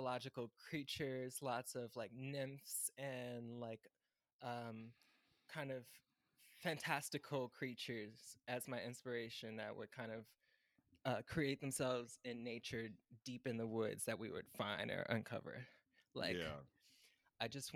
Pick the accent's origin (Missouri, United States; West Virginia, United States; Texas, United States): Missouri, United States; St. Louis; moved away as an adult; now in Chicago, United States; I'm actually from North County. I graduated from Ferguson Florissant School District